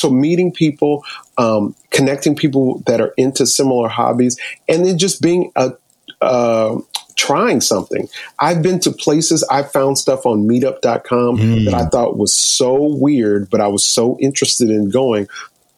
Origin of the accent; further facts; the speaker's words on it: New York, United States; I'm from New York.